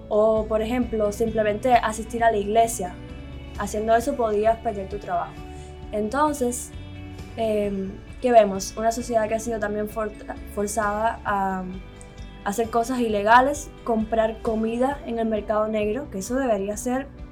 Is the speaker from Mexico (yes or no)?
no; Cuba; moved away as an adult; also born or lived in Tenerife, Spain; now in Miami, United States; yo nací en Cuba, me crié en Cuba, a los 17 años salí del país.